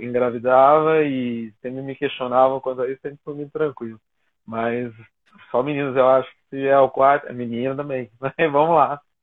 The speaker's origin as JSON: {"language": "Portuguese", "town": "Jacareí", "region": "São Paulo", "country": "Brazil", "said": "sou aqui de Jacareí"}